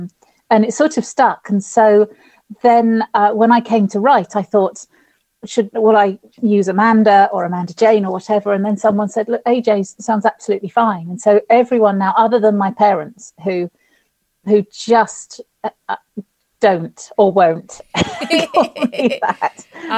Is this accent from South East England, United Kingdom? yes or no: yes; Winchester, South East England, United Kingdom; parents were from London, and we were sort of, I suppose, London overspill, they used to call us. And I was born in Winchester, but we had a bungalow in the village